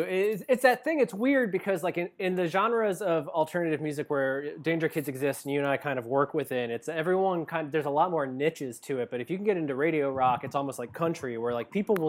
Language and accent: English; Ohio, United States; we're both from Ohio, from the Midwest, and we understand what it's like where we come from